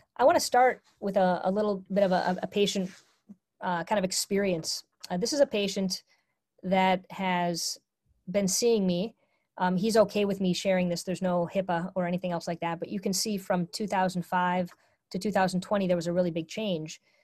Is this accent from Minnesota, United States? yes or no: yes; Minnesota, United States; I was brought up in a culture where I'm from Minnesota